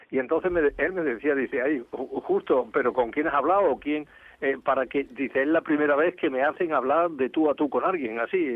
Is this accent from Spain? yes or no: yes; Andalusia, Spain; now in Catalonia, Spain; porque tengo dos tierras que quiero, eh, Andalucía y Cataluña. Son dos tierras y no sabría decir, a ver, ¿de, de qué me separo?